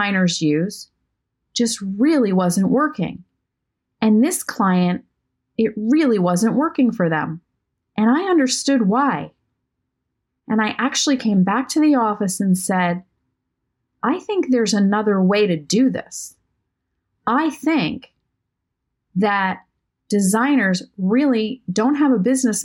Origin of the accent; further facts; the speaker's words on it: Maine, United States; I grew up in Maine, and I grew up in a lovely suburb.